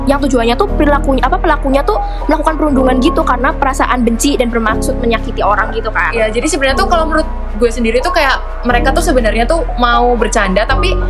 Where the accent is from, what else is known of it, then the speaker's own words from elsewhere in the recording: Purwokerto, Central Java, Indonesia; gue asli Purwokerto aja sih